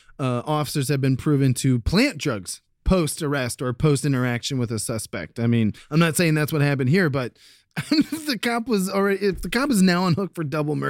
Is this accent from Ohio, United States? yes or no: yes; Columbus, Ohio, United States; my hometown of Columbus, Ohio